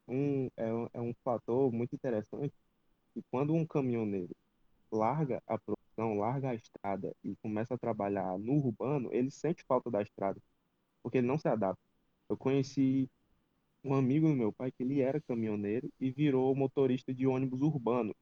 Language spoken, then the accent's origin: Portuguese; Ceará, Brazil; sou daqui do Ceará, da base Nordeste, do grupo Pode Carro